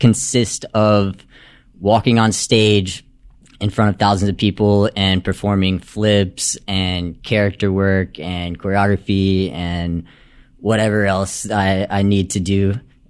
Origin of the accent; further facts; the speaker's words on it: Myrtle Beach, South Carolina, United States; Yeah, so I'm from Myrtle Beach, South Carolina. I'm 27 years old. I grew up skateboarding, surfing, all kinds of sports and whatnot.